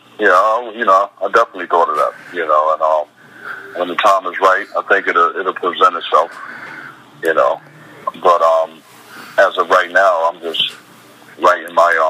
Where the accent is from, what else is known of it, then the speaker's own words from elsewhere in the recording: Brooklyn, New York, United States; You know, it was just like, you know, it was rough. You know, at the end of the day, but you know, like any other place, I survived, man.